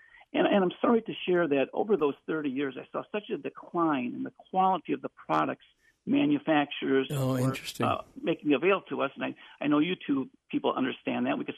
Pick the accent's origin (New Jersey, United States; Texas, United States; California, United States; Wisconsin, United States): Wisconsin, United States; Milwaukee; I was born and raised in Milwaukee. And Milwaukee has had some of the finest ethnic restaurants for generations. I'm retired now, and I live on a farm in north central Wisconsin.